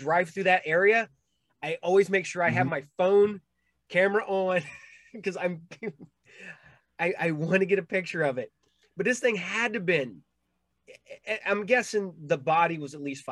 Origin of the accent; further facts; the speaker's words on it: Ohio, United States; I grew up in Ohio